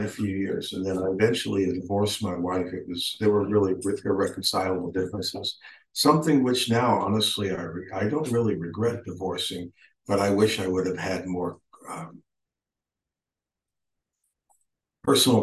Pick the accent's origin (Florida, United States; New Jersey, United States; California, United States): California, United States; also born or lived in New York; now in Austin, United States; grew up basically in California